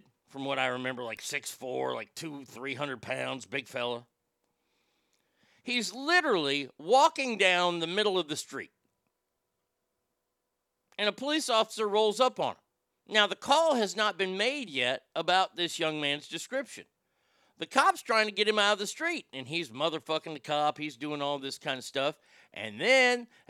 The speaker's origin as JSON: {"language": "English", "region": "Texas", "country": "United States", "said": "I'm a Texan"}